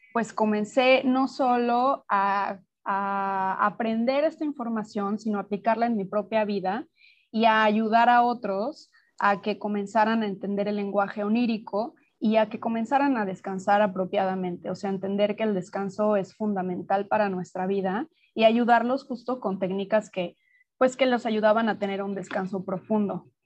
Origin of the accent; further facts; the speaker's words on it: Mexico City, Mexico; moved away as an adult; now in Playa del Carmen, Mexico; yo soy mexicana, nací en, la Ciudad de México y vivo en Playa del Carmen desde hace ya siete años y medio